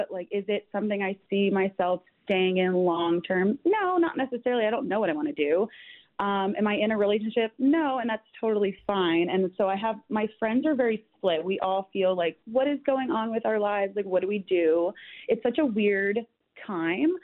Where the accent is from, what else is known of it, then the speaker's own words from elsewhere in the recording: New Jersey, United States; I'm from New Jersey